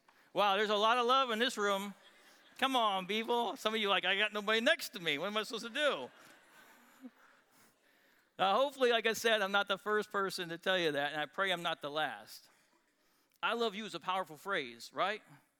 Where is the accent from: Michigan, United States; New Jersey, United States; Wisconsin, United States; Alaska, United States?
Wisconsin, United States; now in Texas, United States; So I'm born and raised in Wisconsin. I'm a cheesehead, although I've never actually worn a cheese hat on my head.